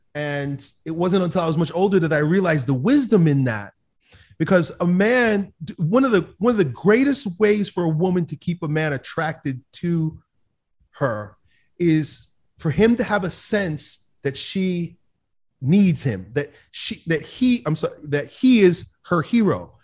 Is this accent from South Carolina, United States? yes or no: no; Long Island, New York, United States; I grew up in Long Island, New York